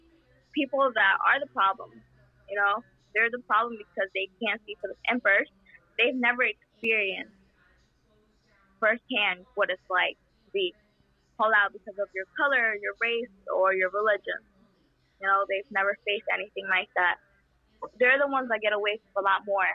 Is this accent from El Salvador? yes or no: yes; El Salvador; English is a second language; now in United States; I was born in El Salvador